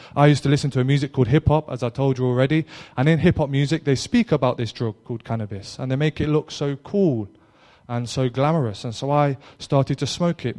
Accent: Derby, East Midlands, United Kingdom; now in Cornwall, United Kingdom; I'm originally from Derby, which is in the Midlands

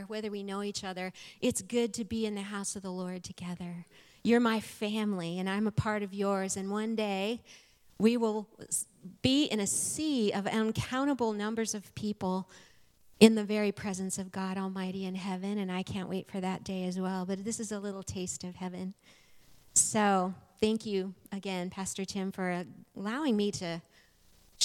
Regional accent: Arizona, United States; moved away as an adult; now in Springfield, United States; I'm from Arizona. Born, raised, lived there and nowhere else my entire life until almost 3 years ago

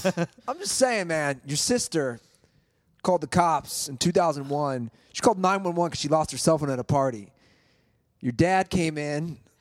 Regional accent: Cincinnati, Ohio, United States; growing up in Cincinnati

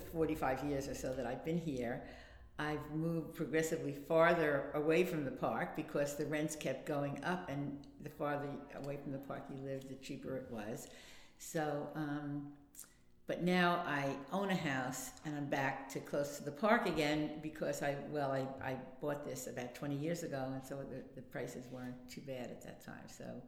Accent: Long Island, Nassau County, New York, United States; moved away as an adult; now in Brooklyn, United States; I actually was born in Brooklyn, but my family moved to Long Island when I was young, I think about 5 or 6. And so I grew up on Long Island in Nassau County

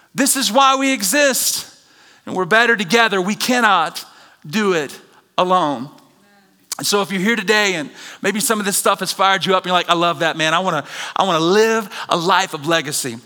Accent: the South, United States; Growing up in the South

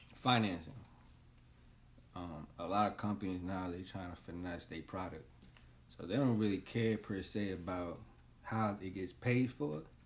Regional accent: New York City, New York, United States; I'm from Washington Heights, born and raised

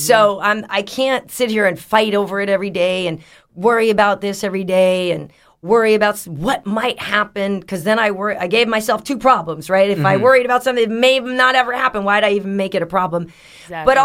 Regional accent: Boston, Massachusetts, United States; I'm from Boston

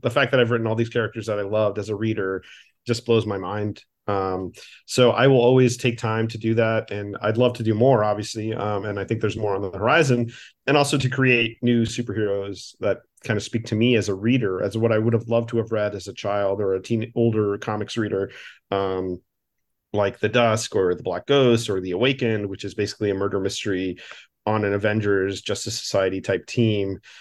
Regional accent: Miami, Florida, United States; my hometown of Miami

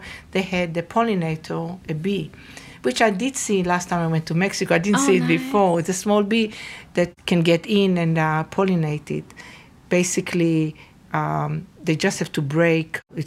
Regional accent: Northern District, Israel; moved away as an adult; now in United States; So I'm actually originally from Israel. So I went to Nahalal High School

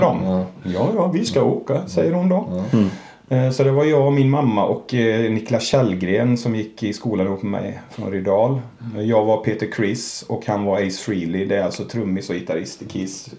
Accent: Borås, Fritsla, Kinna, Västra Götaland, Sweden; jag är uppvuxen i, först i Borås, sen i Frissla och sen i Kina.

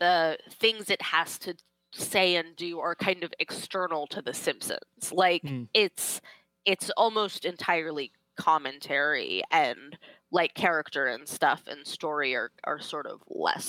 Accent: Florida, United States; I grew up in Florida, right?

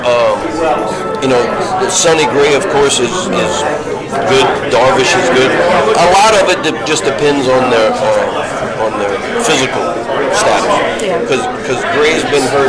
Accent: Louisiana, United States; moved away as an adult; I'm from Louisiana

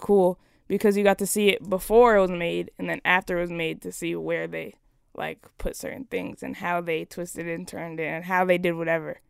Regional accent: Las Vegas, Nevada, United States; I was born in Las Ve-, Las Vegas, Nevada.

